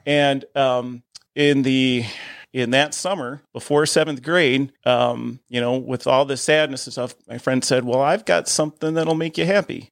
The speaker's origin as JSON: {"language": "English", "town": "Perrysburg", "region": "Ohio", "country": "United States", "tie": "born or raised there", "said": "I grew up in Perrysburg"}